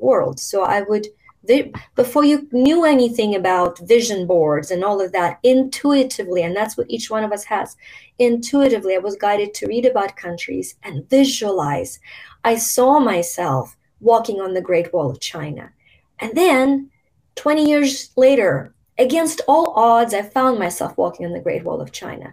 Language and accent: English; Ukraine; born or raised there; moved away